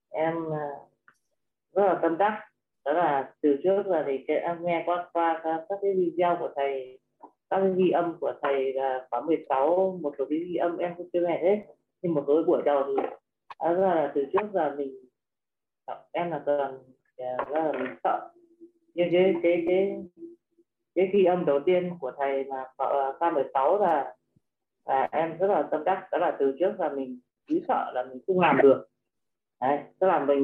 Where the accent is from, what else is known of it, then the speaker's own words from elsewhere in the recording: Yên Bái, Vietnam; à. à, em xin giới thiệu một chút … và em đến từ tỉnh Yên Bái ạ à, em sinh năm 1980